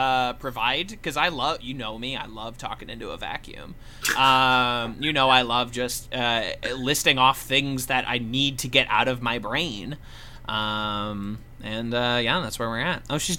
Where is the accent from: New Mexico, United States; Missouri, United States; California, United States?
Missouri, United States; now in Brooklyn, United States; I'm the new Midwestern man. We live in Brooklyn, but we are from Missouri.